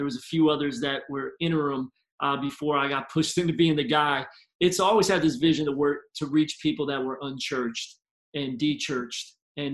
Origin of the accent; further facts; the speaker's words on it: Philadelphia, Pennsylvania, United States; moved away as an adult; now in Tampa, United States; I'm originally from Philly, grew up as a PK